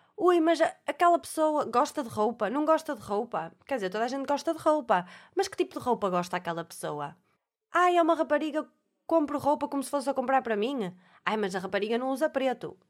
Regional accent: Alfena, North, Portugal; Eu sou da Alfena, em Alfena, aquilo é, toda a gente se conhece

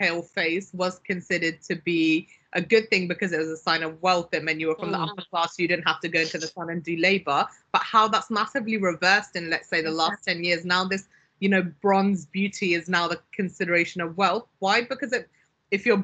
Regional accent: Pakistan; moved away; I'm Pakistani originally. I was born in Pakistan.

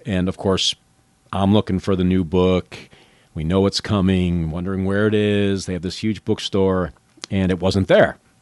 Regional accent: the North, United States; moved away; I grew up in the North

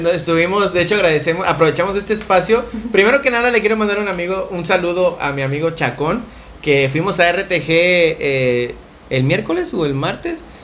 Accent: Acapulco, Guerrero, Mexico; a pesar de ser acapulqueños

